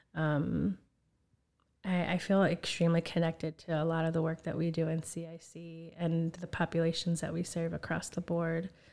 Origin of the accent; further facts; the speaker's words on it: Chicago, Illinois, United States; also born or lived in Skokie; I'm originally from Chicago. Um, I was born at Illinois Masonic, and my family migrated here from Puerto Rico